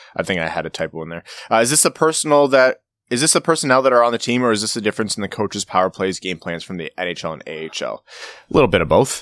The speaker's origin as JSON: {"language": "English", "town": "Windsor", "region": "Ontario", "country": "Canada", "tie": "born or raised there", "said": "I grew up in Windsor, so I spent a good amount of time in Detroit."}